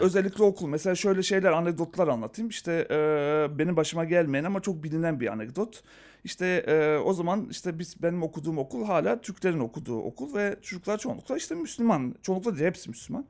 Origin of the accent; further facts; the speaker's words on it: Skopje, North Macedonia; moved away; ben Yugoslavya'da doğdum.